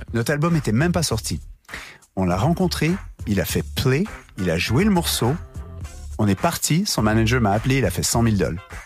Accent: Montreal, Quebec, Canada; on a grandi à Montréal

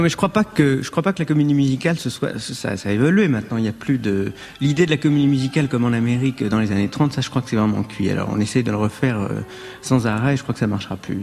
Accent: France

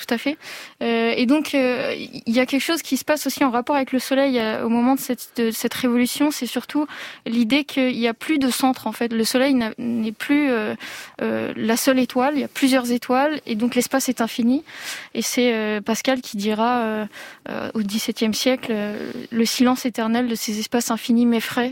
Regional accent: Provence-Alpes-Côte d'Azur, France; je suis née en Provence

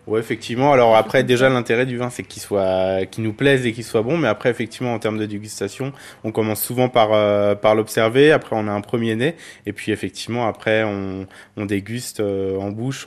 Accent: Burgundy, Bourgogne-Franche-Comté, France; now in Clermont-Ferrand, France; Moi je suis originaire de Bourgogne

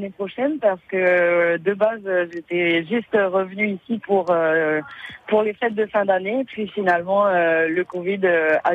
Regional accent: St. Pierre & Miquelon; also born or lived in Basque Country, France / Brittany, France; je viens euh, de Saint-Pierre-et-Miquelon, je suis née à Saint-Pierre-et-Miquelon.

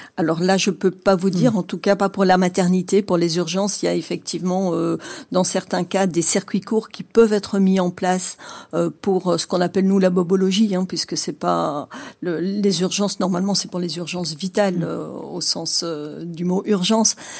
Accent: Dordogne, Nouvelle-Aquitaine, France; dans des campagnes comme chez nous en Dordogne

